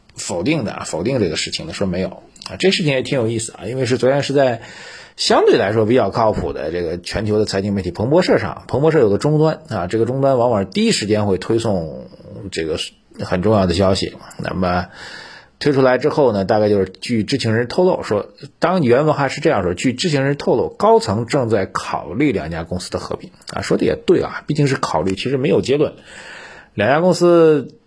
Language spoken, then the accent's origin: Chinese; China; 我们中国人